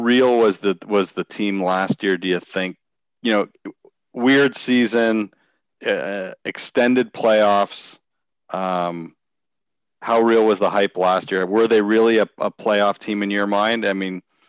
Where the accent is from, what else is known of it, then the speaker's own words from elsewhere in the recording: Canada; we're Canadian